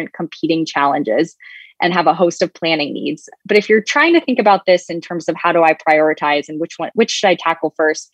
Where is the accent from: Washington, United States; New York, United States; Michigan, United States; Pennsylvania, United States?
New York, United States; my home state of New York